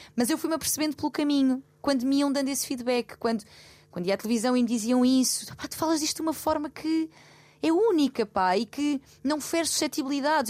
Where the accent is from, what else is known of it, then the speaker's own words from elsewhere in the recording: Loulé, Algarve, Portugal; moved away; Lolé também seja, que é a minha terra e onde eu tenho a minha família e os meus amigos de infância